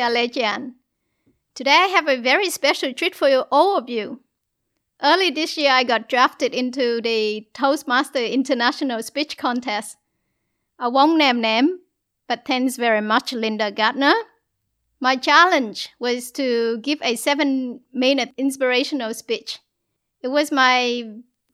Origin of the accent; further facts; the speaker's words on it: South Vietnam, Vietnam; moved away; I was born in South Vietnam, born into a war-torn country, into poverty with no education and no love.